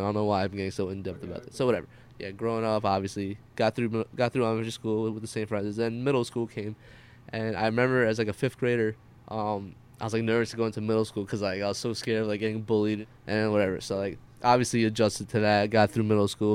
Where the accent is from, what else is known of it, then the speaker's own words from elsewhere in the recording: New Jersey, United States; also born or lived in Queens, New York / Pompton Lakes, New Jersey; for the majority of my life, um, I was basically living in Jersey